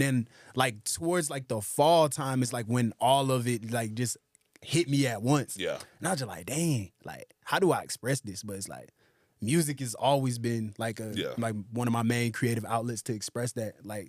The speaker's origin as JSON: {"language": "English", "town": "Atlanta", "region": "Georgia", "country": "United States", "tie": "born or raised there", "also_born_or_lived": "Brooklyn, New York", "said": "I was born in Brooklyn, New York, but raised in Atlanta, Georgia my whole life. So my mom's from Brooklyn. My dad's from Nigeria, actually."}